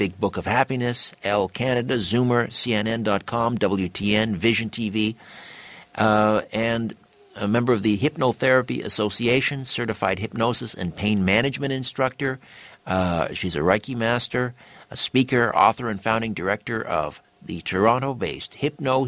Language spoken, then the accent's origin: English; United Kingdom; I'm British, and that's my background